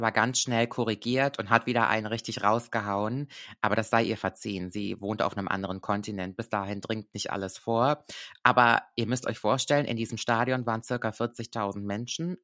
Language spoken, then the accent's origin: German; Koblenz, Rhineland-Palatinate, Germany; ich liebe ja meine Heimat sehr. Wirklich, ich bin sehr, sehr Koblenz verbunden